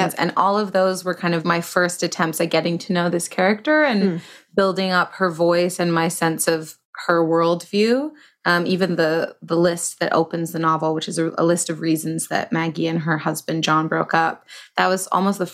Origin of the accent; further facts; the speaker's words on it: Toronto, Ontario, Canada; I started in Toronto, where I'm from.